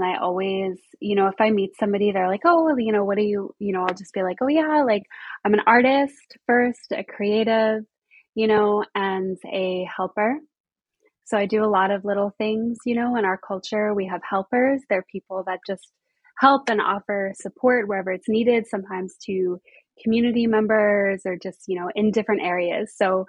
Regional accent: Colorado, United States; also born or lived in Arizona / New Jersey / Pennsylvania / New York; So I was born in Colorado, out in the Midwest, the wild, wild West. I lived between Colorado and Arizona for a while.

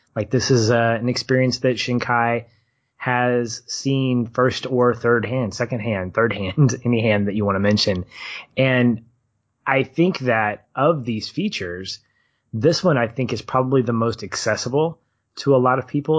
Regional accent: United States; as Americans

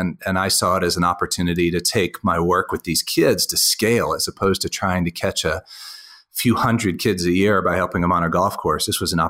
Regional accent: Reston, Virginia, United States; now in Denver, United States; I grew up just outside of Washington, D.C. in Reston, Virginia. Used to be a sleepy little place

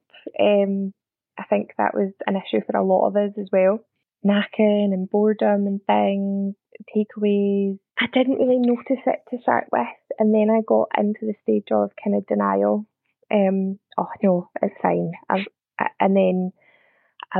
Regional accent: Scotland, United Kingdom; accent: Scottish; also born or lived in near Glasgow; I'm Scottish, probably tell by the accent. Live just outside of Glasgow

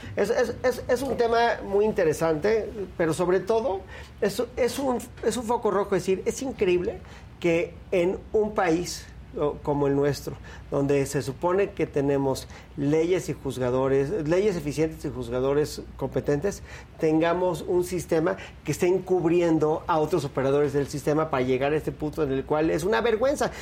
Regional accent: Mexico; como mexicano

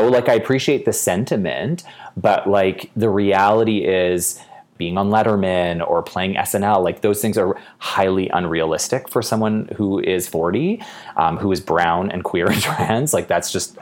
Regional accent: Edmonton, Alberta, Canada; I was born in Edmonton

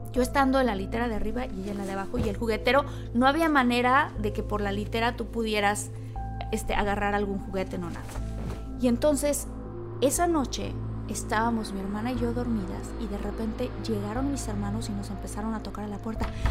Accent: Villahermosa, Tabasco, Mexico; yo crecí en Villahermosa y en Tabasco

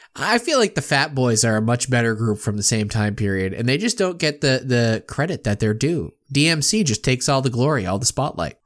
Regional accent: Worcester, Massachusetts, United States; here in my hometown of Worcester, Massachusetts

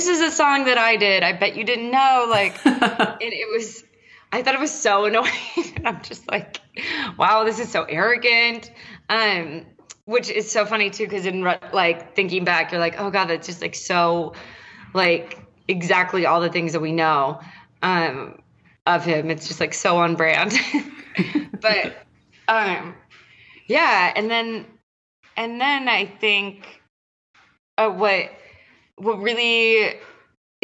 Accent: San Diego, California, United States; I'm from San Diego

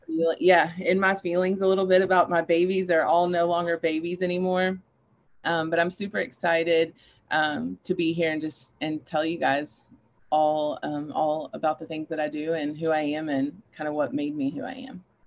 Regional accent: Paducah, Kentucky, United States; moved away as an adult; now in Louisville, United States; I grew up in Paducah, Kentucky with my mom

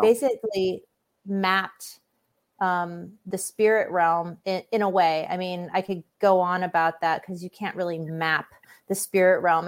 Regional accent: Hawaii, United States; growing up in Hawaii, there's a lot of spiritually open people, um, and that affected me

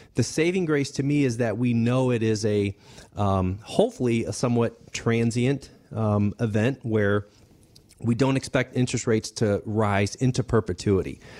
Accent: Denver, Colorado, United States; I grew up, um, I was born in Denver

